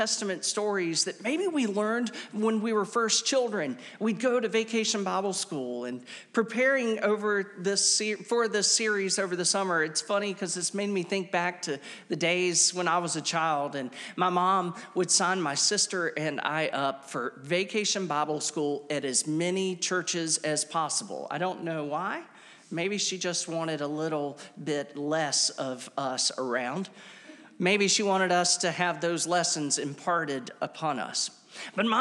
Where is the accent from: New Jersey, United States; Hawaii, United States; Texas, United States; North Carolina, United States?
North Carolina, United States; Wilmington; as a teenager, I spent those teenage years growing up in Wilmington, North Carolina